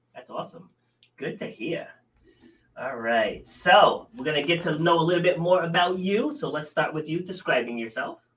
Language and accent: English; Rhode Island, United States; I'm from small town in Rhode Island, you know, my pa- parents lived on you know acre and a half